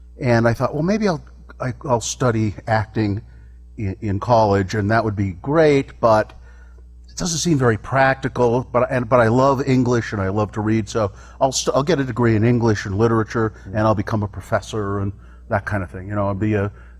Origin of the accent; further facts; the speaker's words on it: Ogden, Utah, United States; I was born in Ogden. Local. Yep. And I grew up in Ogden.